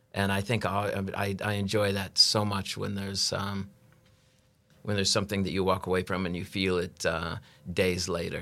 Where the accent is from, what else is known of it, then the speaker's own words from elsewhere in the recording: United States; moved away as an adult; now in Norway; I'm an American that moved to, uh, Norway, uh, love refugee, they call us